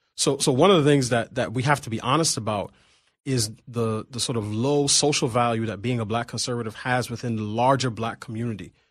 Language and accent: English; New York City, New York, United States; moved away as an adult; now in Washington, D.C., United States; I grew up in Queens